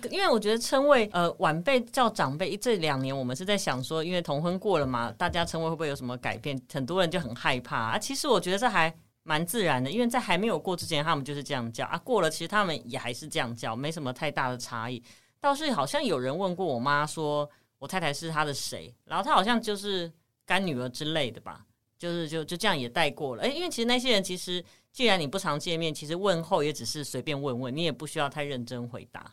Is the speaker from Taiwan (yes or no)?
yes; Taipei, Taiwan; 我们都是台北人，就比较没有办法过夜